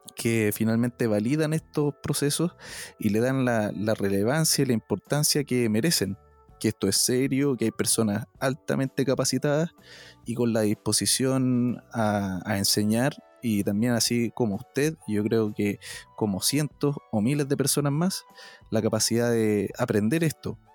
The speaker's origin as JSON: {"language": "Spanish", "country": "Chile"}